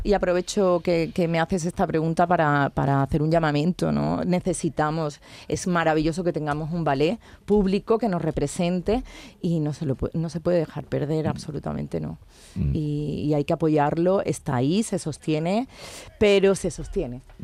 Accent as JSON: {"language": "Spanish", "town": "Barcelona", "region": "Catalonia", "country": "Spain", "tie": "born or raised there", "moved": "yes", "lives_now": "Andalusia, Spain", "said": "hay gente que no sabe que soy de Barcelona"}